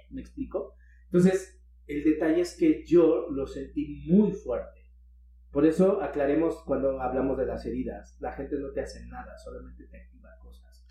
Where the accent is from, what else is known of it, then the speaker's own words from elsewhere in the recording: Mexico City, Mexico; moved away; Yo soy de DF.